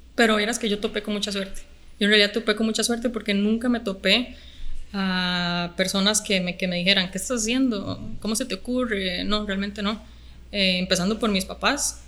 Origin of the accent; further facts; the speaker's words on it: Guadalupe, San José, Costa Rica; also born or lived in Alajuela; yo nací en Alajuela, pero toda mi vida he vivido en Guadalupe, San José